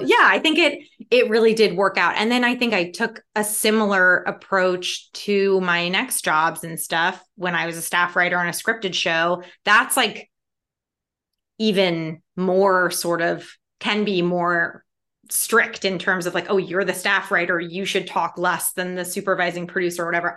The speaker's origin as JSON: {"language": "English", "town": "Chicago", "region": "Illinois", "country": "United States", "tie": "born or raised there", "said": "I'm a city kid from Chicago"}